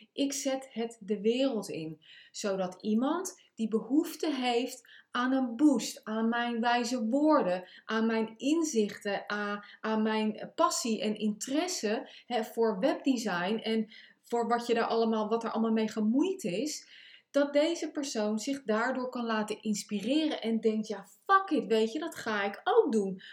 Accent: The Hague, South Holland, Netherlands; Ik kom uit Den Haag, dat kan je ook aan mijn, eh, eh, mijn accent horen of mijn taalgebruik.

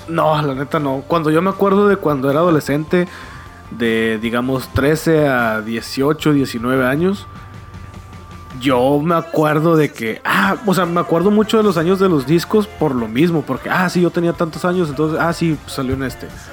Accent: Monterrey, Nuevo León, Mexico; yo sea de Monterrey

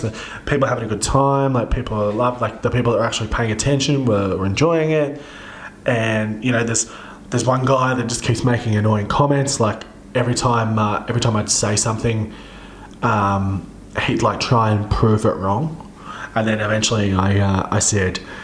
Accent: Central Coast, New South Wales, Australia; near one of the train stations on where I grew up on the Central Coast

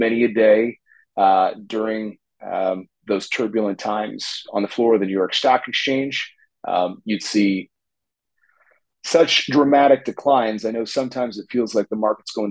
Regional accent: Toronto, Ontario, Canada; I'm joining you from Toronto in Canada, where I grew up. I'm a Toronto kid

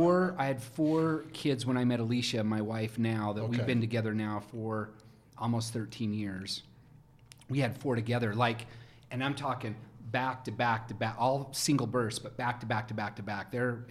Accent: Rexburg, Idaho, United States; also born or lived in Jerome, Idaho / Pocatello, Idaho; now in Utah, United States; But I was in Pocatello till I was 6 or 7. But I was raised in Rexburg, Idaho, of all places. So where BYU Idaho is now. It used to be called Ricks.

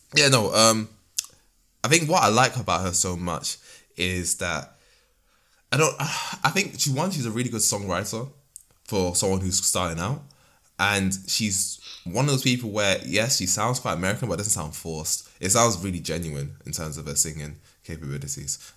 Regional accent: Nigeria; I'm a Nigerian man myself

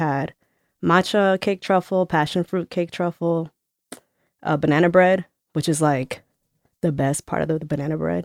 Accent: New Jersey, United States; moved away; I grew up in New Jersey

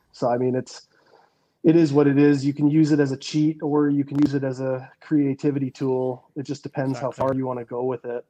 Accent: west coast of Canada, British Columbia, Canada; the town I grew up in in Canada on the west coast, like not a big city by any means. Like I think you know less than two hundred thousand people

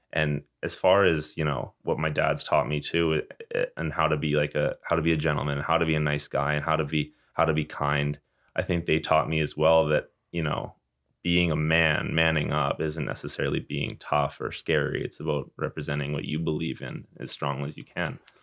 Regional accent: Calgary, Alberta, Canada; I came from Calgary

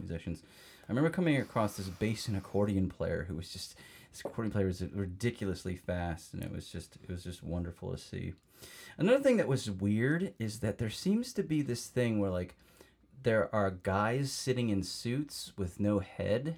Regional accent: United States; being American

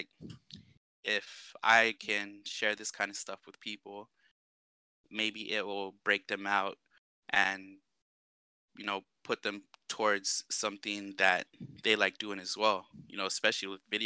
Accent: Washington, United States; also born or lived in Arizona; now in Guam; I grew up around Washington State, a little bit of time in Arizona. I made the move back to Guam about 2007

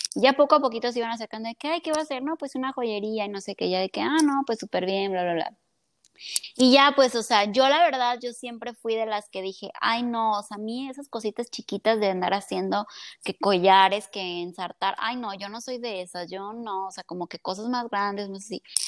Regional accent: Colima, Mexico; soy de aquí de Colima

